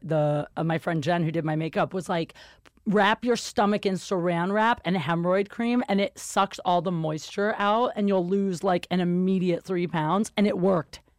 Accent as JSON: {"language": "English", "region": "Ohio", "country": "United States", "moved": "yes", "lives_now": "Los Angeles, United States", "said": "I'm from Ohio"}